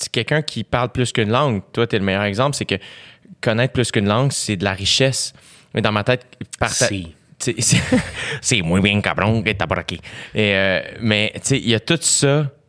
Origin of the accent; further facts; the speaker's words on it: Saint-Eustache, Quebec, Canada; Tout le monde, je viens de Saint-Eustache.